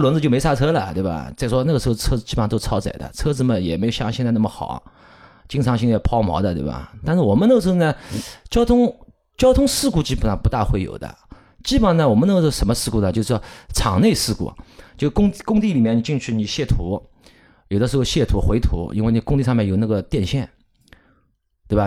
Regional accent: Shanghai, China; 我们上海话呢，如果通俗地说呢，我们不喊老司机的，我们是喊老驾驶

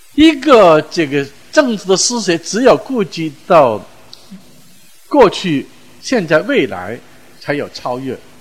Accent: China; 我们中国人用宇宙论来讲这个

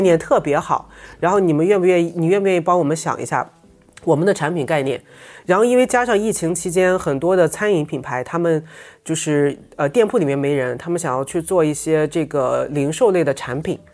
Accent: Qingdao, Shandong, China; moved away as an adult; now in Shanghai, China; 我是青岛人，我们从小其实在青岛

